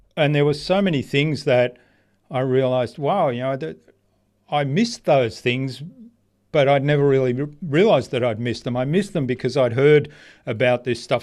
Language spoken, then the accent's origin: English; Australia; also born or lived in Germany; I grew up in Australia.